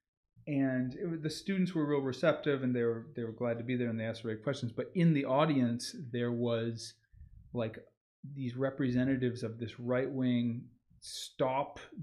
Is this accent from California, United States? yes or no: no; Boston, Massachusetts, United States; moved away; also born or lived in Tacoma, Washington; I'm from Boston